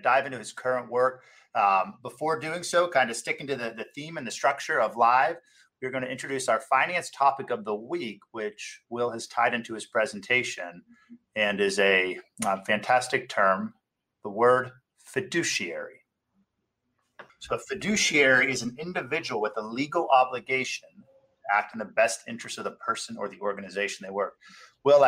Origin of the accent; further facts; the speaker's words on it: Pittsburgh, Pennsylvania, United States; I grew up in Pittsburgh with you